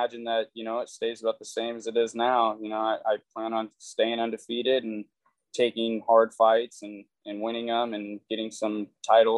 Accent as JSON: {"language": "English", "town": "Oroville", "country": "United States", "tie": "born or raised there", "said": "I come back into Orville, my hometown"}